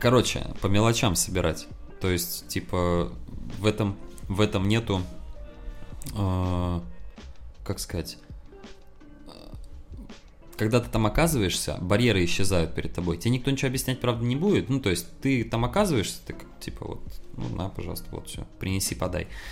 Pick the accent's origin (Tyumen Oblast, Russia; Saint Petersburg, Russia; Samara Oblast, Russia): Saint Petersburg, Russia; moved away as an adult; now in Moscow, Russia; А еще я сам из Питера